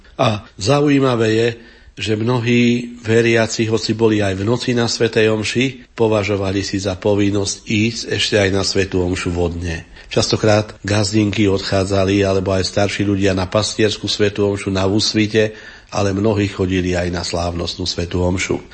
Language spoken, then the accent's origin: Slovak; Upper Zemplín, Slovakia; na Hornom Zemplíne v mojom rodnom kraji